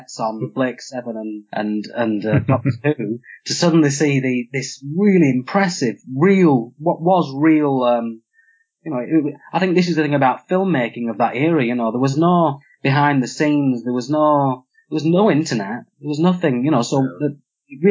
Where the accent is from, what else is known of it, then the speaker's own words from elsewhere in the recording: Clitheroe, North West England, United Kingdom; I'm from Clitheroe in Lancashire, and I'm a country lad